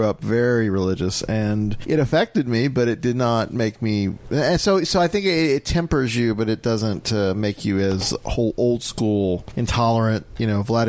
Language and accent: English; South Florida, United States; moved away; I'm from South Florida